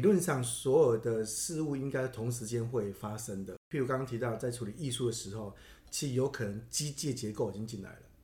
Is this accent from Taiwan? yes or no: yes; Taiwan; 我们台湾人